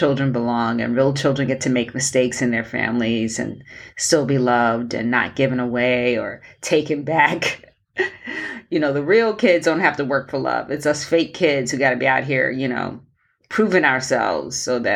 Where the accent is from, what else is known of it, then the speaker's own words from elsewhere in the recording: Mississippi, United States; I grew up in America, I was born in the segregated South in Mississippi.